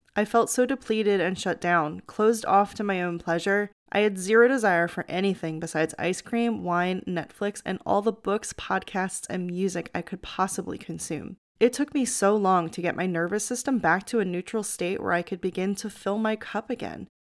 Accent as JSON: {"language": "English", "area": "outside of Philadelphia", "region": "Pennsylvania", "country": "United States", "tie": "born or raised there", "also_born_or_lived": "Florida", "moved": "as an adult", "said": "I grew up on the East Coast outside of Philadelphia"}